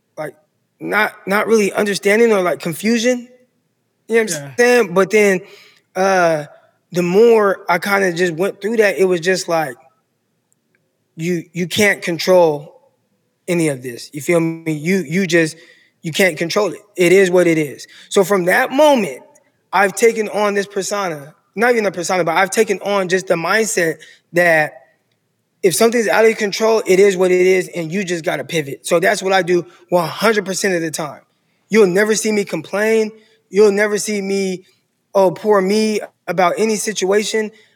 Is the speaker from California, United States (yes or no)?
yes; Stockton, California, United States; also born or lived in San Jose, California; now in Arkansas, United States; born and raised Stockton, California.